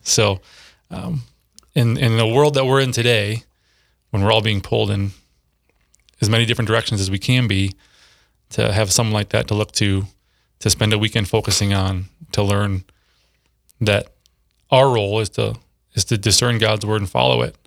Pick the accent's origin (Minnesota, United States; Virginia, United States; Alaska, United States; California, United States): Minnesota, United States; Minneapolis; moved away as an adult; also born or lived in Saint Cloud, Minnesota / Sioux Falls, South Dakota; now in Brandon, United States; I grew up in the Twin Cities